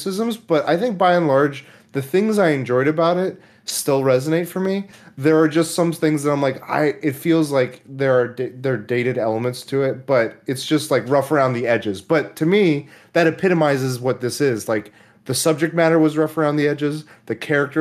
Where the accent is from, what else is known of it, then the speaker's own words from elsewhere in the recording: Oklahoma, United States; moved away; I was born in Oklahoma, and I remember we had a local theater. I was in a small town